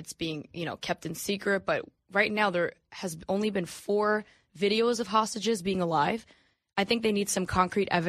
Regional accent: United States; as an American

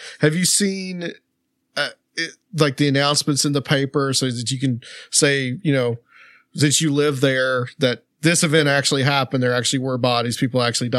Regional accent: Chattanooga, Tennessee, United States; my hometown of Chattanooga, Tennessee

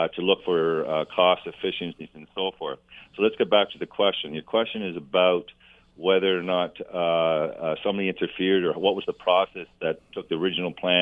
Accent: Canada; as a Canadian

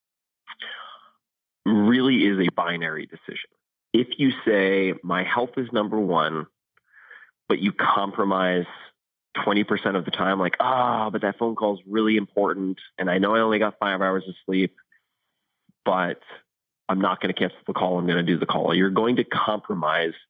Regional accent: Eastern Long Island, New York, United States; where I grew up on Eastern Long Island

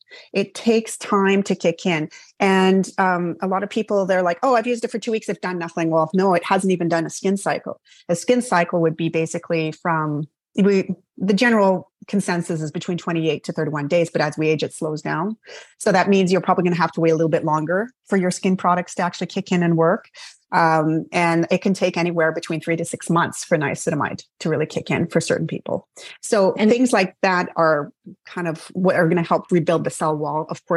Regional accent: Canada; I'm Canadian

